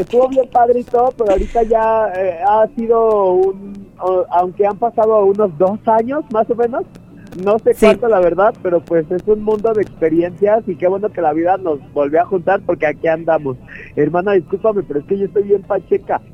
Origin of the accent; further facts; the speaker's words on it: Mexico; yo soy de Catepec, que es uno de los barrios como pues más pesados en México entero